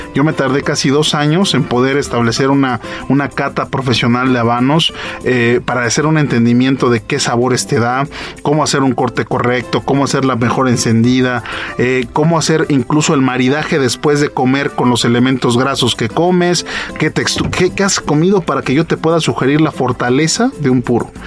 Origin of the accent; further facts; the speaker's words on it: Mexico; yo soy mexicano, soy export manager eh, de esta bodega y, soy mexicano